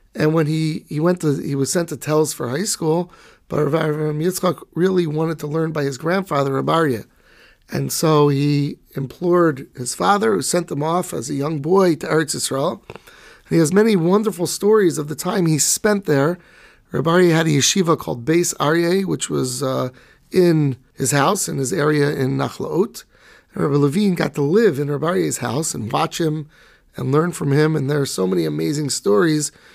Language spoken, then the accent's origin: English; United States; brought up in America in the eighties, nineties, like I was